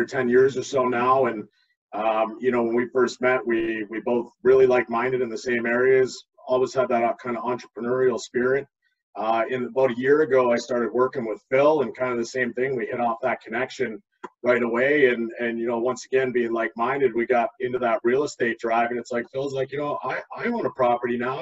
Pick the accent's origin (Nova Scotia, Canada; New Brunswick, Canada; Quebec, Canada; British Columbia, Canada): Nova Scotia, Canada; Halifax; moved away as an adult; also born or lived in Niagara, Ontario / Hamilton, Ontario; now in Ontario, Canada; I'm originally from Halifax, Nova Scotia. I moved up here to Ontario back in 2004 for work.